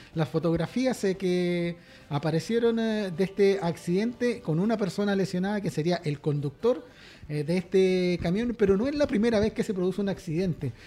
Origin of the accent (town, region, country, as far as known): Chile